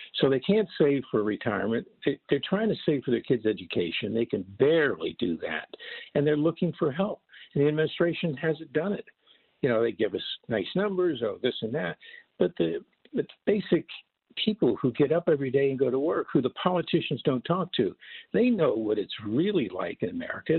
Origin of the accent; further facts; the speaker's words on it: Florida, United States; also born or lived in New York; now in California, United States; growing up in Florida in spring training.